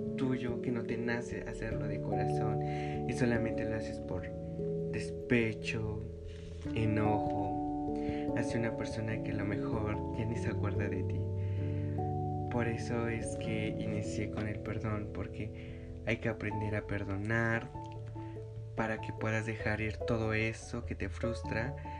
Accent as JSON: {"language": "Spanish", "region": "Mexico City", "country": "Mexico", "said": "yo soy de la Ciudad de México"}